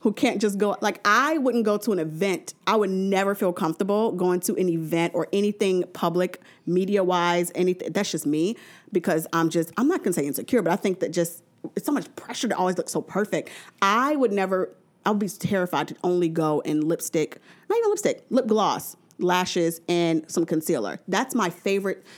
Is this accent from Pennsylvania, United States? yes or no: no; New Orleans, Louisiana, United States; I'm from New Orleans